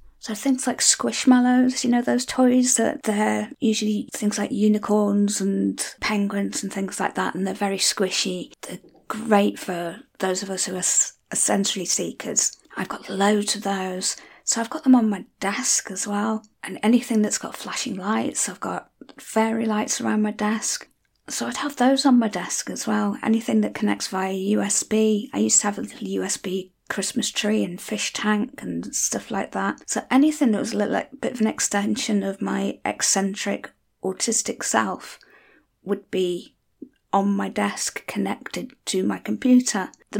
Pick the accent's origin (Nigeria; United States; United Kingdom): United Kingdom; North West England; accent: Scouse; not that there's anything common about being a Scouser, but I will often be accused of being a bit posh because I don't talk with a normal Scouse accent or Wirral accent. But I can if you want me to.